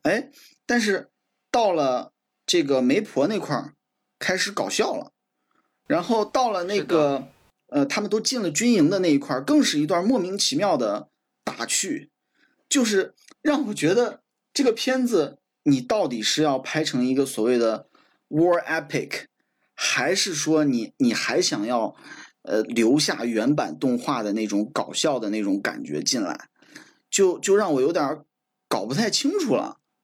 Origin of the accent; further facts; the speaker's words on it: China; 我们中国人